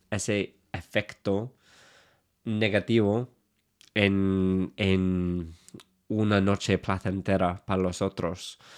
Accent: England, United Kingdom; Spanish is a second language; moved away; Creo que siendo inglés es claro lo que quiero decir.

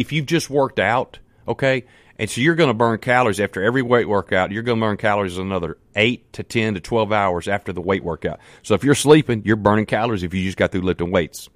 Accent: Canton, Mississippi, United States; I'm from Canton, Mississippi. Man, I'm just a country boy

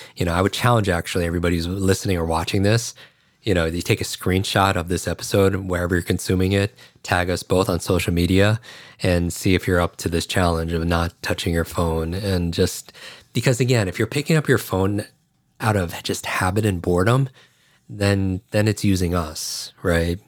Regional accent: Northeast, United States; also born or lived in New York / Chicago; I grew up in the Northeast

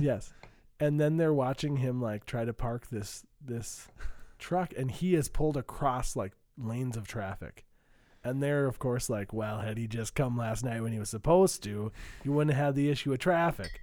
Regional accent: Saint Joseph, Minnesota, United States; I'm from Saint Joseph, Minnesota

